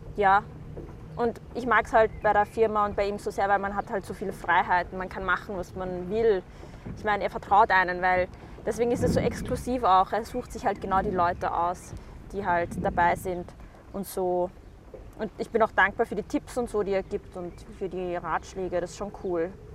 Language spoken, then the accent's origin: German; Vienna, Austria; ich komme aus Wien, ursprünglich meine Eltern aus dem Irak